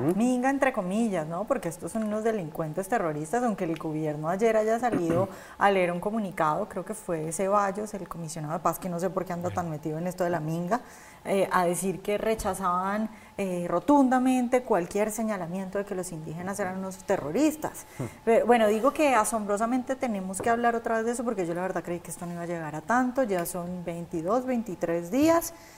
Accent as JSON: {"language": "Spanish", "town": "Cali", "region": "Valle del Cauca", "country": "Colombia", "said": "yo soy de Cali"}